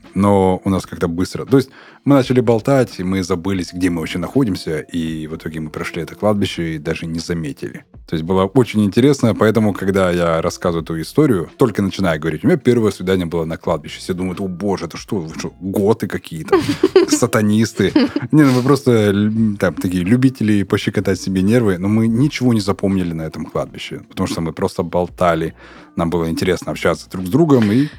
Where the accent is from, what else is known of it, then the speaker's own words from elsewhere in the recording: Urals, Russia; also born or lived in the North; на Урале э, тоже э, у нас у, уральское казачество есть